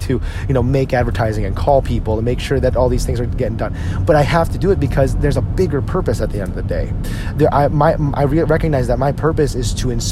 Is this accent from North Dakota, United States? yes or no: no; New Jersey, United States; When we grew up in New Jersey